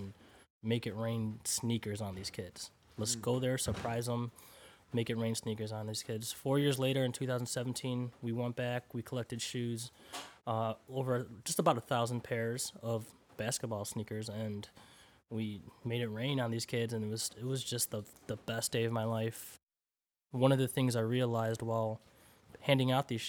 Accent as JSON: {"language": "English", "country": "United States", "tie": "born or raised there", "said": "I grew up here in the United States"}